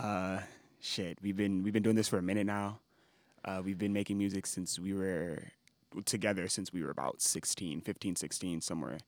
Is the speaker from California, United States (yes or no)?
yes; Los Angeles, California, United States; born or raised there